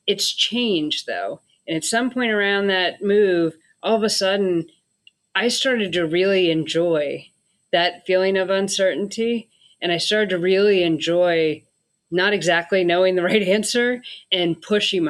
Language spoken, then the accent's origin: English; Northern Virginia, United States; moved away as an adult; also born or lived in North of San Francisco Bay Area, California; I grew up in the Northern Virginia area.